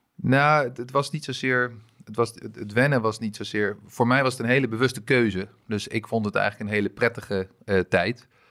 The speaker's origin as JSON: {"language": "Dutch", "town": "Amstelveen", "region": "North Holland", "country": "Netherlands", "tie": "born or raised there", "also_born_or_lived": "France", "said": "ik ben mijn hele leven opgegroeid in, in Amstelveen"}